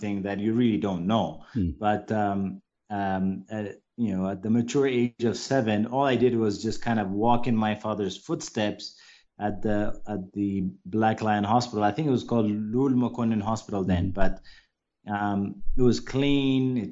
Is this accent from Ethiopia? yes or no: yes; Addis Ababa, Ethiopia; first language English; also born or lived in United States; I basically grew up in Addis and small areas within Addis